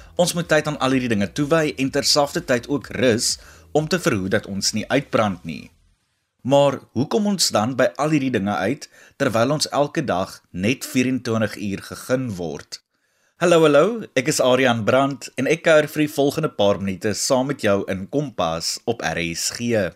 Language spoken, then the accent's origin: Afrikaans; South Africa; Ons as Suid-Afrikaners